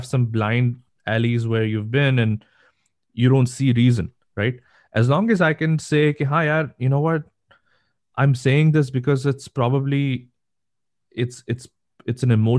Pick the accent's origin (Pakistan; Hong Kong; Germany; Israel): Pakistan; now in United States; I'm Pakistani